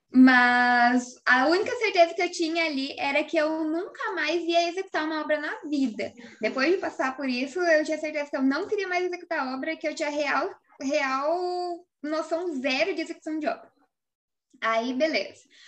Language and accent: Portuguese; Cascavel, Paraná, Brazil; also born or lived in Laranjeiras do Sul, Paraná; quando ele veio para Cascavel, eu tinha ali meus oito anos de idade